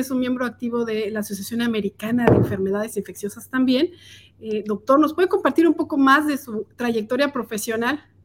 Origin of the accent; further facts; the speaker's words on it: Mexico City, Mexico; moved away as an adult; now in Kansas City, United States; Yo soy originaria de la Ciudad de México, estudié mercadotecnia y tengo casi dos años viviendo aquí en Kansas City